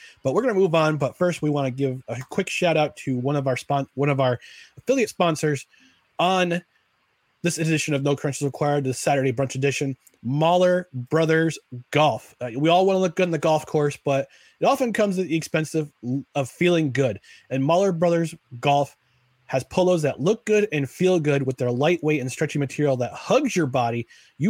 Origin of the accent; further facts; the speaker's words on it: Albany, New York, United States; my hometown